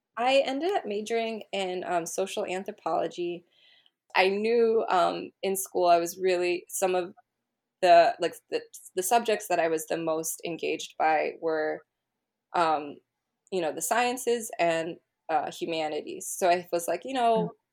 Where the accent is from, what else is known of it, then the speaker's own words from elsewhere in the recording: Berkeley, California, United States; growing up in Berkeley